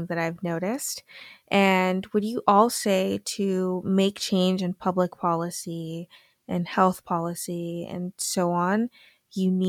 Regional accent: Massachusetts, United States; accent: American; also born or lived in Gambia; So we settled in Massachusetts, have been there ever since

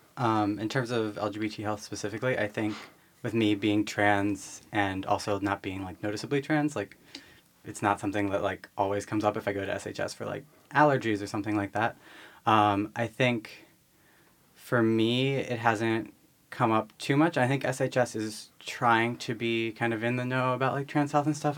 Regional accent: Philadelphia suburbs, Pennsylvania, United States; I grew up in the Philly suburbs.

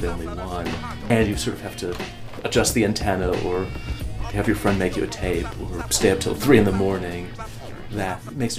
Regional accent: Milwaukee, Wisconsin, United States; moved away as an adult; also born or lived in Chicago; I was originally from Milwaukee, and then came to Chicago to go to the UC.

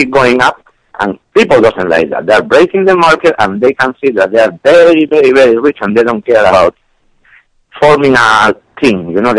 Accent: Malaga, Andalusia, Spain; English is a second language; moved away as an adult; also born or lived in Galicia; now in New York, United States; I was born in Galicia, but because they were studying medicine, my parents, then I was moved to Malaga when I was 3 years.

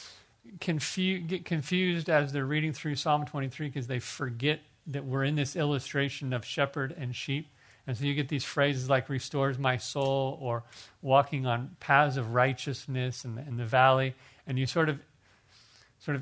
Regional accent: Torrance, California, United States; I was born in Torrance, so I'm an LA boy too.

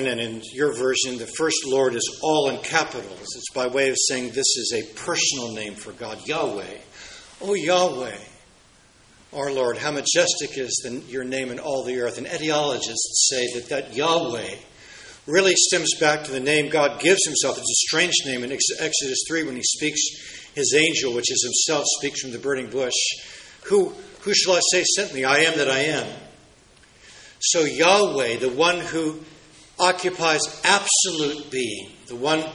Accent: United States

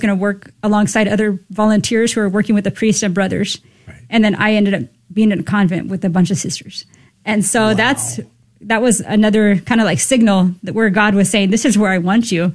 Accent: Southern California, United States; I was born and raised in Southern California

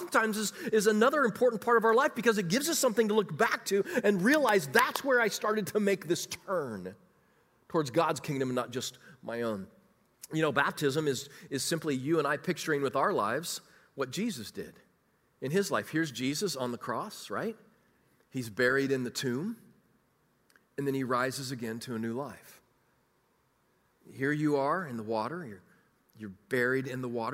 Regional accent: Kansas City, United States; moved away as an adult; also born or lived in Chicagoland; I was from Kansas City

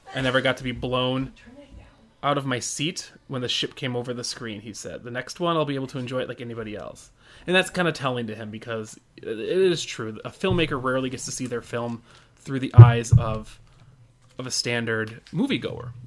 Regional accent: United States; I'm from America

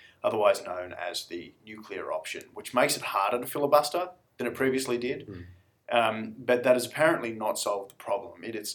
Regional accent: Australia; being Australian

